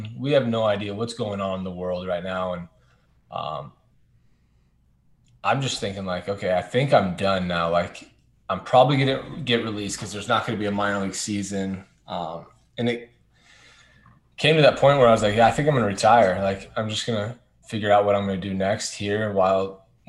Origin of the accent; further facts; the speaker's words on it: Anaheim, California, United States; I was born and raised in Anaheim, never left.